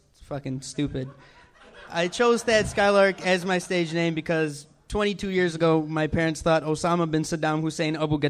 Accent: United States; I was born here.

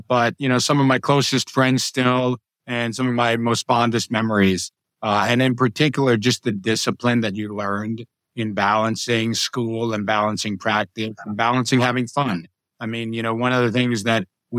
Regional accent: Boston, Massachusetts, United States; moved away as an adult; also born or lived in New York; now in San Francisco Bay Area, United States; I grew up between New York and Massachusetts. I consider Boston home

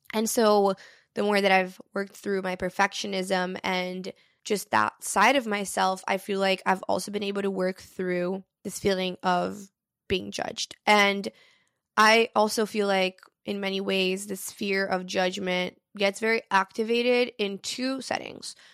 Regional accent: Brazil; moved away; I'm fluent in three different languages because I grew up in Brazil.

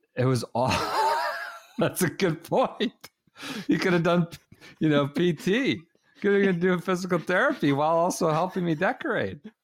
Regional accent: United States; We are of an age, and we're obviously American

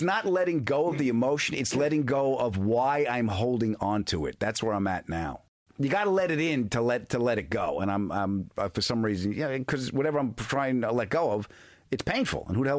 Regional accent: New York, United States; the dysfunction of what I grew up in. You know, 8 million people on a 26-mile island in New York.

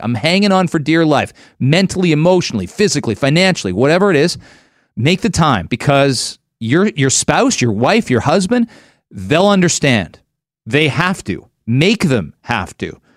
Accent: Canada; moved away as an adult; I'm a Canadian

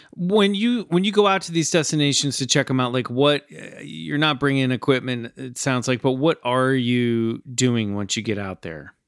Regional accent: Olathe, Kansas, United States; I grew up in Kansas, just south of you

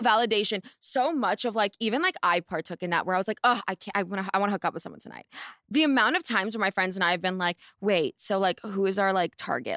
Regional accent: Palo Alto, California, United States; I'm from Palo Alto

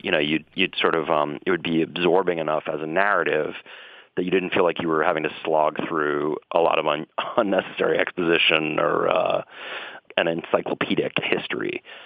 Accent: Boston, Massachusetts, United States; When I was growing up in Dorchester and Boston

